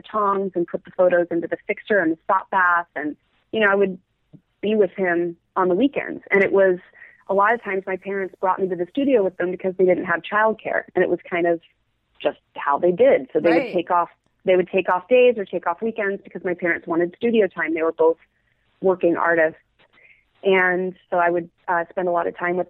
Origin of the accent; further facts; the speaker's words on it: Eugene, Oregon, United States; also born or lived in Vancouver, British Columbia / California; I grew up in Eugene, Oregon.